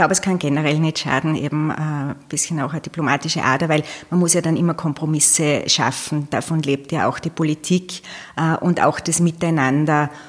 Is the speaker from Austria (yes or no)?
yes; Leoben, Styria, Austria; born there; ich habe die ersten zwei Lebensjahre in Leoben dann verbracht. Und dann ist es immer den Bergwerken hinterhergegangen.